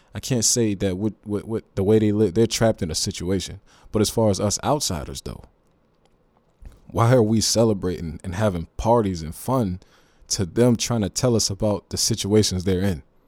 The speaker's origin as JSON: {"language": "English", "town": "Youngstown", "region": "Ohio", "country": "United States", "said": "I'm from Youngstown, Ohio"}